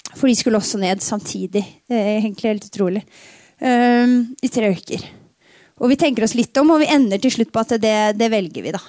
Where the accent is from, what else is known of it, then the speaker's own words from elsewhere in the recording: Tønsberg, Vestfold, Norway; Jeg flytta aldri fra Dønsberg